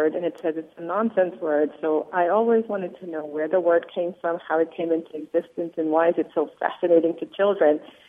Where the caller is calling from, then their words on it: Fort Worth, Texas, United States; I'm calling from Fort Worth, Texas.